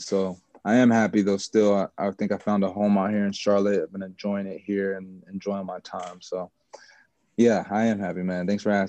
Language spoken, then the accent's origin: English; Jamaica; I'm Jamaican, so I love to play for the national team and stuff like that.